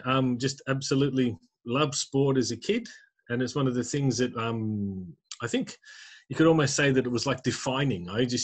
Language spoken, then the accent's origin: English; Australia; also born or lived in Huddersfield / Nottinghamshire; now in United Kingdom; as you said. I am originally from Australia. Grew up in a sporting family.